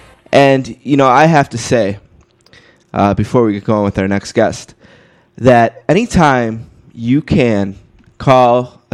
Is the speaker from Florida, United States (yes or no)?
no; Buffalo, New York, United States; We're from Buffalo, New York.